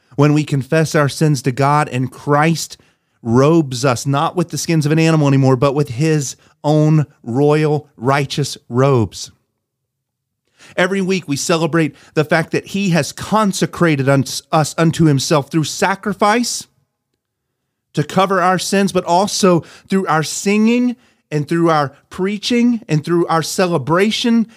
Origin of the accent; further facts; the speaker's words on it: North Carolina, United States; I grew up in North Carolina